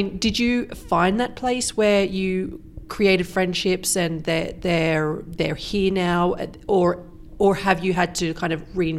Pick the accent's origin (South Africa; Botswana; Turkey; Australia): Australia; moved away as an adult; also born or lived in United Kingdom; now in Switzerland; there's like a special place in my heart for Australia, and I always say I'm Australian as well, but actually I spent my entire adult life in the UK.